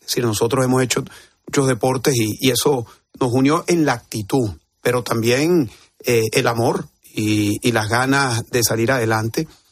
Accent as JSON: {"language": "Spanish", "country": "Venezuela", "moved": "yes", "lives_now": "Spain", "said": "en mi país"}